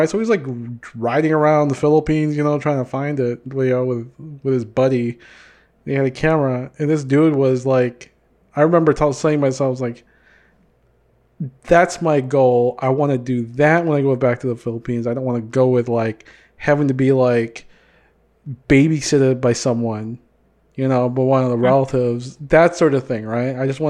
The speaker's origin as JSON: {"language": "English", "country": "United States", "said": "every time I open up my mouth, they know I'm from the United States because of the accent's not there. or I have like broken freaking Bisaya or whatever."}